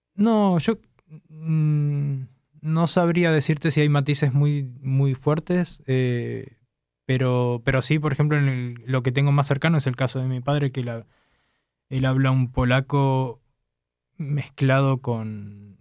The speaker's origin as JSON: {"language": "Spanish", "country": "Argentina", "tie": "born or raised there", "moved": "as an adult", "lives_now": "Warsaw, Poland", "said": "vengo de Argentina, hace unos dos años que vivo en Polonia, en Varsovia, precisamente"}